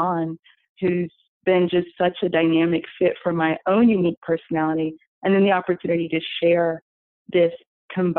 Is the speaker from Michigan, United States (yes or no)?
no; Atlanta, Georgia, United States; now in New York City, United States; I'm originally from Atlanta, so I'm a Southern girl.